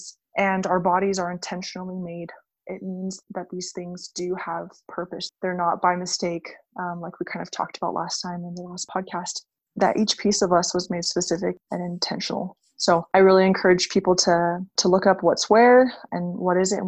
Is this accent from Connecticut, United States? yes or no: no; Hawaii, United States; I grew up in Hawaii